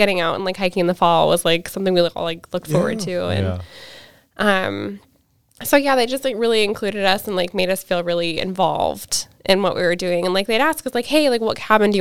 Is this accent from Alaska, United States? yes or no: yes; Alaska, United States; growing up in Alaska